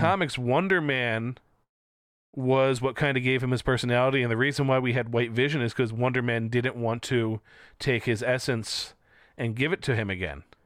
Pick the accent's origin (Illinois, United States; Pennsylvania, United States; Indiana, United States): Pennsylvania, United States; Philadelphia; we're from Philly